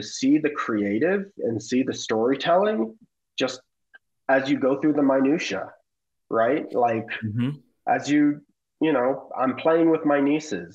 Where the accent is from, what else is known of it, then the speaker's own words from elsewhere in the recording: the Bay Area, California, United States; We're both from the Bay. We're both peninsula kids